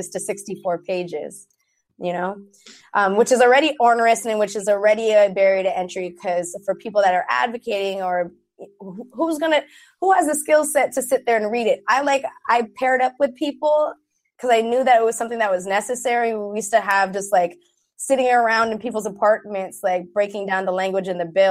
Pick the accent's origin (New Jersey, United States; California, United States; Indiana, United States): California, United States; San Francisco; since we were kids growing up in San Francisco